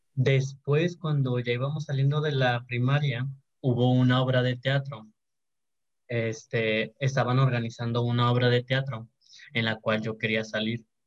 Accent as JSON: {"language": "Spanish", "town": "Santiago", "country": "Mexico", "tie": "born or raised there", "said": "yo soy de, de, Santiago, soy de Santiago, de un rancho de Santiago, de hecho, se llama Villa Juárez. Allá estudié la primaria y la secundaria"}